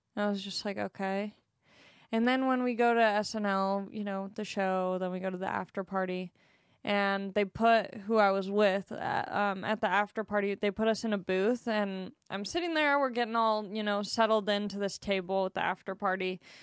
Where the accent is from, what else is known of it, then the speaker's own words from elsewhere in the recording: Long Beach, California, United States; I'm from Long Beach.